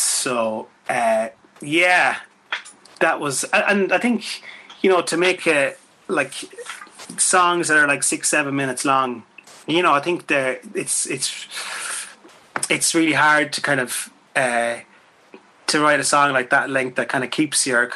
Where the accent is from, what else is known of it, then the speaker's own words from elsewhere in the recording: Swinford, Connacht, Ireland; moved away; Swinford, where I'm from